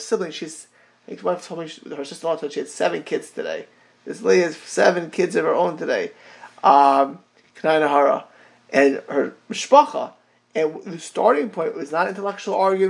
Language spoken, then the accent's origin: English; South Florida, United States; South Florida, my hometown